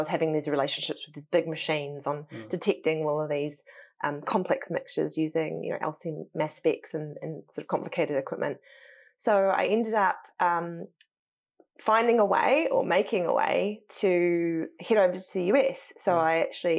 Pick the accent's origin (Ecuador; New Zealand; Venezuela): New Zealand; moved away as an adult; also born or lived in United States; I'm probably more like an American with my how upfront I am and how probably assertive I am than I probably was ever as a Kiwi